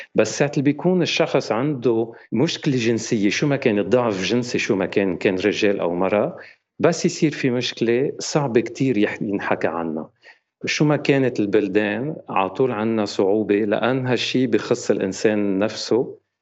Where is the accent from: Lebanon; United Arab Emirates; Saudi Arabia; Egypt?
Lebanon; now in France; انا آه، لبناني فرنسي وعايش بفرنسا